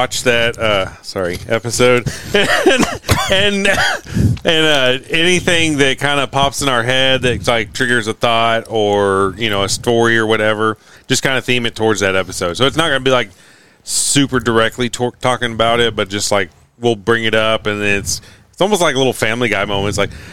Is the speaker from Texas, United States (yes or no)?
yes; Fort Worth, Texas, United States; I'm from Fort Worth